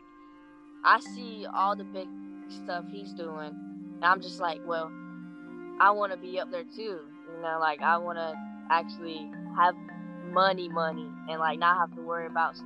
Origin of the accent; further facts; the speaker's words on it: North Carolina, United States; growing up in North Carolina